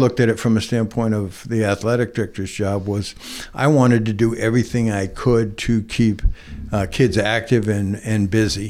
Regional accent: Nantucket, Massachusetts, United States; also born or lived in South Carolina; I was born and raised here, went through all my schooling here

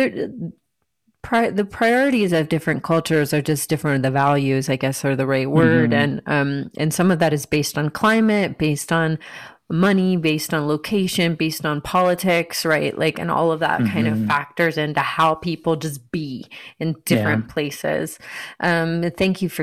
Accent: Marietta, Georgia, United States; moved away; also born or lived in Miami, Florida; anyone else who's from Marietta, Georgia

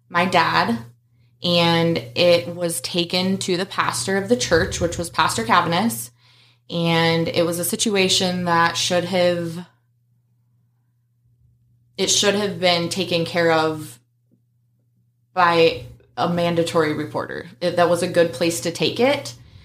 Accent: Roseburg, Oregon, United States; I was born in Roseburg, Oregon, and we started attending Victory Baptist Church

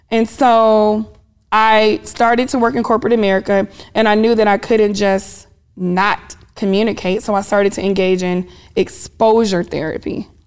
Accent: Topeka, Kansas, United States; also born or lived in Germany; now in Atlanta, United States; Born in Germany because I was in the military lived all over, but I claim Kansas, Topeka, Kansas to be exact.

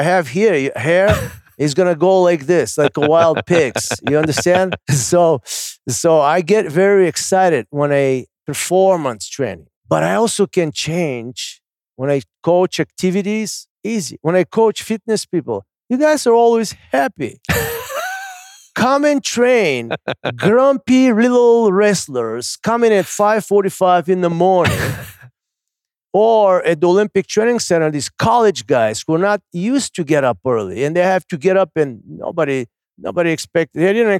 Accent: Bulgaria; the lamb that we grew up in Bulgaria and we swing it here.

